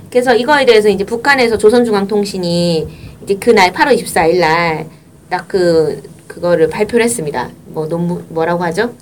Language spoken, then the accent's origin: Korean; Busan, South Korea; 부산 출신으로서 화가 납니다